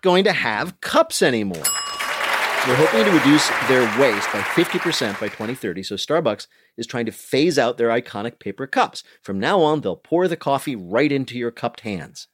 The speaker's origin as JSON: {"language": "English", "area": "Union County", "region": "New Jersey", "country": "United States", "tie": "born or raised there", "moved": "yes", "said": "I grew up in Union County."}